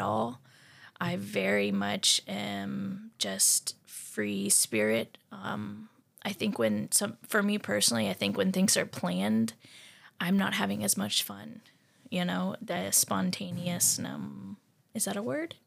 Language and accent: English; Tennessee, United States; I grew up in Tennessee